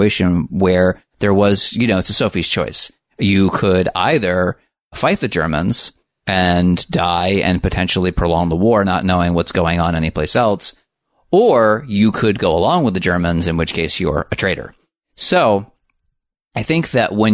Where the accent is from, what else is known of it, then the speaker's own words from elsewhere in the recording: United States; I'm from America.